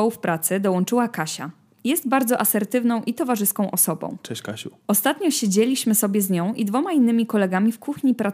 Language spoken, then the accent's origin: Polish; Belgium; first language Dutch; Polish is a second language; niewiele osób o tym wie, ale wychowywałem się w Belgii. Tam językami urzędowymi są francuski, niderlandzki i niemiecki. Niderlandzki to mój język ojczysty.